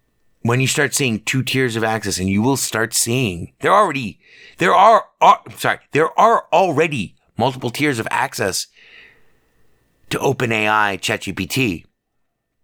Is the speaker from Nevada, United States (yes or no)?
yes; Las Vegas, Nevada, United States; I'm an American, man. Born and raised here in Las Vegas